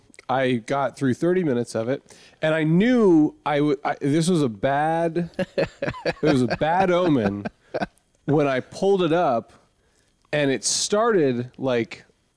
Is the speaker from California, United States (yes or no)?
no; Texas, United States; I was born in Texas